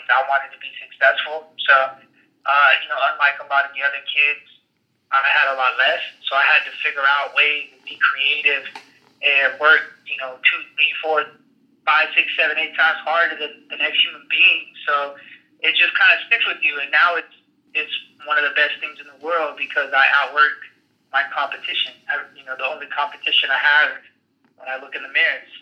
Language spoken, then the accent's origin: English; California, United States; growing up in California, um, I grew up and survived the riots